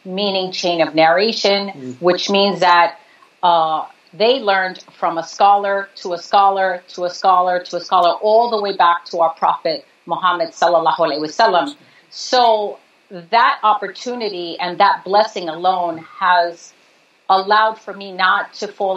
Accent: New York, United States; My parents are from Puerto Rico. I'm born and raised in New York

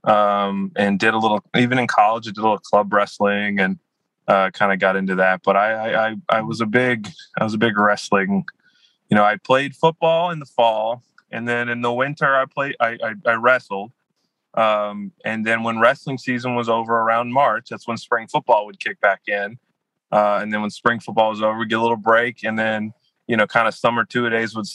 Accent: Louisiana, United States; I'm from Louisiana, so I did grow up going to Saints games

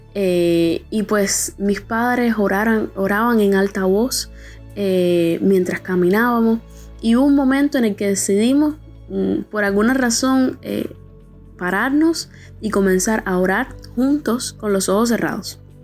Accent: Cuba; Soy de Cuba

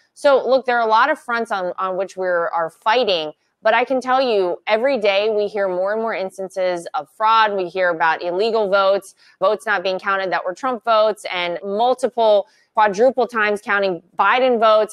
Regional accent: North Carolina, United States; moved away; North Carolina is my home state. My entire family still lives there. My parents still live in the house that I came home from the hospital

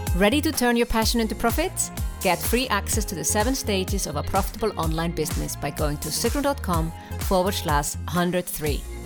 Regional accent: Iceland; I'm from Iceland

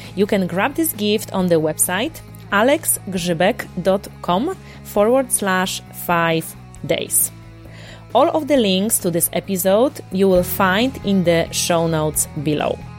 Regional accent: Łódź, Łódź Voivodeship, Poland; in my hometown uh, Łódź in in Poland

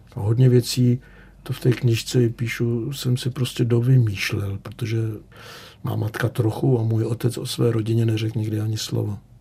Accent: Czechia; first language Czech; moved away as an adult; also born or lived in Berlin, Germany; Mě nikdy nenapadlo, že se sem někdy vrátím

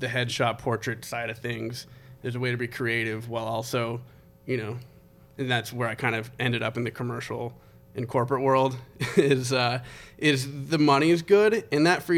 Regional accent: Connecticut, United States; I was born in Connecticut on a submarine base

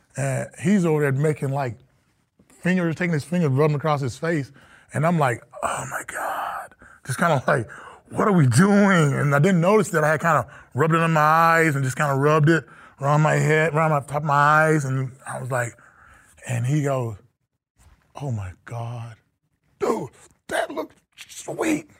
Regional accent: Texas, United States; moved away as an adult; now in Minnesota, United States; a kid from Texas, small town

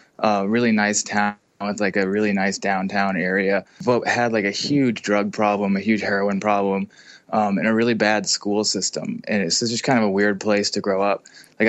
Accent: Massachusetts, United States; I was born in Massachusetts, lived in Massachusetts until I went to high school.

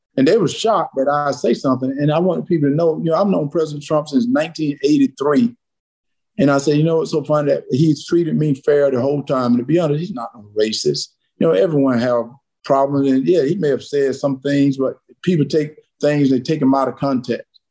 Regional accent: South Georgia, United States; I grew up in South Georgia.

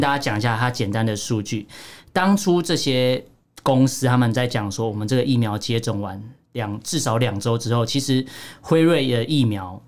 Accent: Taiwan; 我们台湾这边

